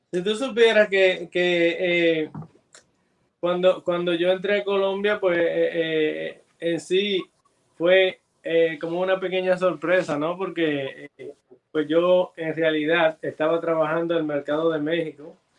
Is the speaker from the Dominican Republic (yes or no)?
yes; Santo Domingo, Dominican Republic; de República Dominicana. Eh, nacimos en República Dominicana